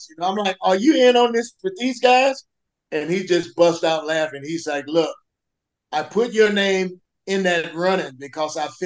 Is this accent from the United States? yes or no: yes; the South, United States; I'm from the South